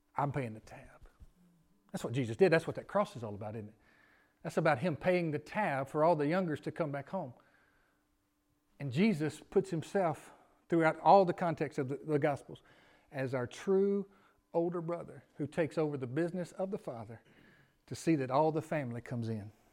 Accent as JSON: {"language": "English", "town": "Memphis", "region": "Tennessee", "country": "United States", "moved": "yes", "lives_now": "Gilbertown, United States", "said": "I'm from Memphis"}